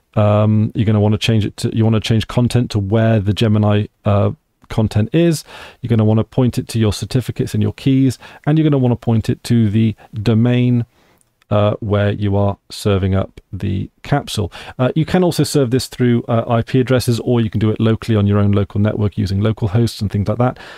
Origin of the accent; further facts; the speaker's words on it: United Kingdom; I am from the United Kingdom of Great Britain, Northern Ireland